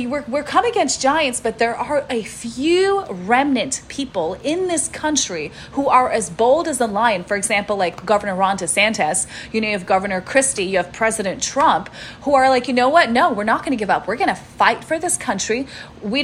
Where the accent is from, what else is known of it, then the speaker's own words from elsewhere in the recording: Russia; I'm Russian. My dad is Ukrainian.